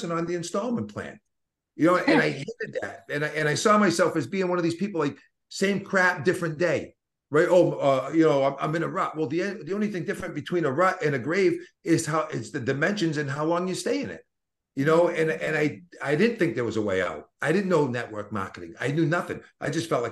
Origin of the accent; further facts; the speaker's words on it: Boston, Massachusetts, United States; accent: Boston; my Boston accent